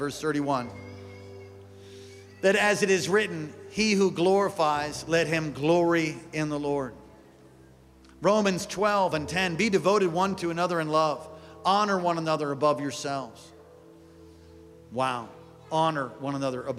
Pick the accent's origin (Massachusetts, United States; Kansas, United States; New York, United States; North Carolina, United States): New York, United States; moved away; I was from New York